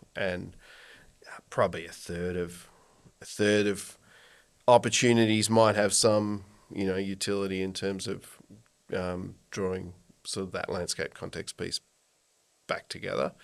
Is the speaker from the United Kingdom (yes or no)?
no; Kyneton, Victoria, Australia; I grew up in Kyneton, actually. Sixth generation on the family